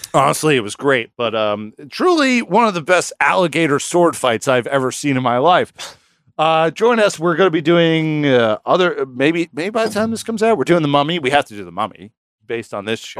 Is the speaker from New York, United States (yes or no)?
yes; New York, United States; we're from New York